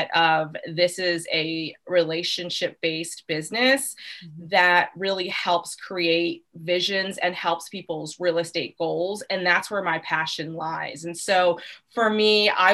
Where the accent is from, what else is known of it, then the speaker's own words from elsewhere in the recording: Arlington / Falls Church area, Northern Virginia, United States; I'm originally from Northern Virginia, Arlington Falls Church area